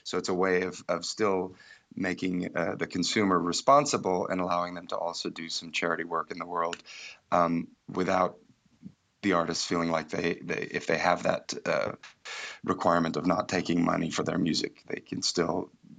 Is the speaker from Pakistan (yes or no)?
no; India; also born or lived in Ireland; I grew up in India, but also my parents are from the West, and I grew up kind of in an ashram, a boarding school, learning kirtan music in India, but my parents were based in Ireland